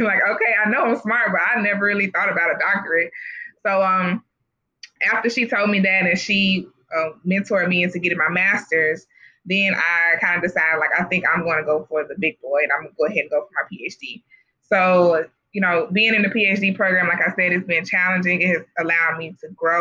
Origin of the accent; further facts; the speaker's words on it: Jackson, Mississippi, United States; I'm from Jackson, Mississippi, and I grew up in really majority African-American community from K through 12